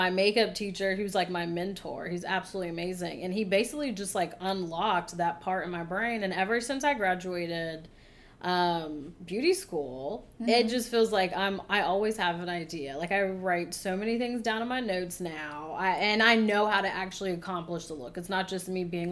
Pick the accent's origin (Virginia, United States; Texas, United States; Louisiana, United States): Virginia, United States; born or raised there; moved away as an adult; now in Florida, United States